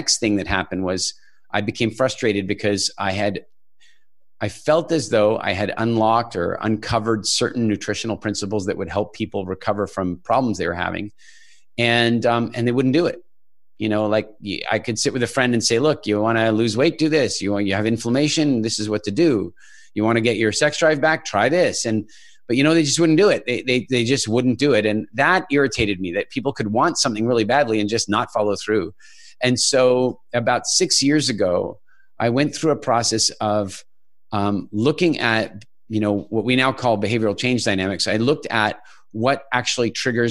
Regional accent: Canada; also born or lived in South Africa / United Kingdom / Ireland / England; now in Dominican Republic; I'm actually originally from South Africa and more or less grew up in Canada

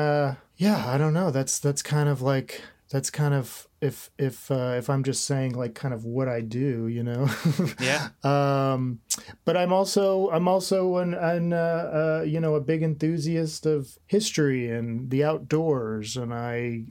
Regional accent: Mobile, Alabama, United States; also born or lived in Florence, Alabama / Macon, Georgia; I was born in Florence. Spent a little bit of time Florence, Alabama, not Italy. I know that I come across as an Italian man, but Florence, then moved to Macon, Georgia for a minute, but spent most of my young life in Mobile, Alabama

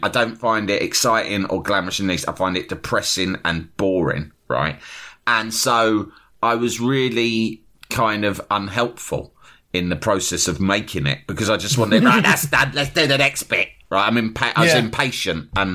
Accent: London, United Kingdom; I was from London

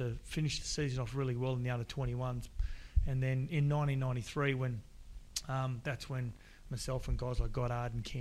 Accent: Gold Coast, Queensland, Australia; growing up on the Gold Coast, I always thought I wanted to finish my whole career at the Gold Coast

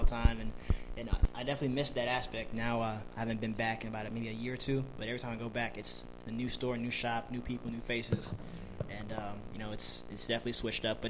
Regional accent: Oakland, California, United States; moved away as an adult; now in Washington, D.C., United States; I'm from Oakland, California originally. I've been out in D.C. for like 6 years

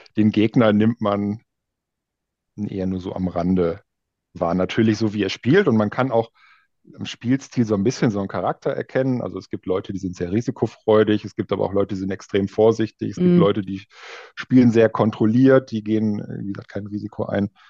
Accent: Münsterland, North Rhine-Westphalia, Germany; moved away as an adult; now in Berlin, Germany; aus Münsterland, da wo ich herkomme.

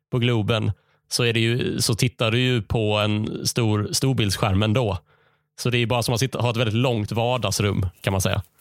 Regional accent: Skåne, Sweden; PGA, jag är skåning och vi befinner oss i Skåne när jag säger det här.

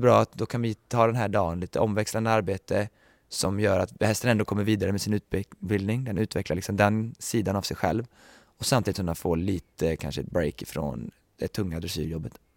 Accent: Sweden; moved away as an adult

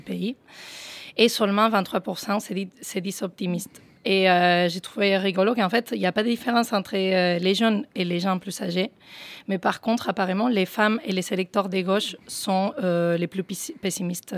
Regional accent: Spain; moved away as an adult; je suis partie d'Espagne en pleine crise

